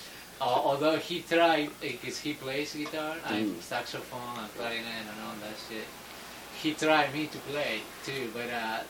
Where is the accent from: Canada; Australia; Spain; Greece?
Spain; Santander, Cantabria; English is a second language; moved away as an adult; now in United States; I'm from Cantabria, a city yeah. called Santander.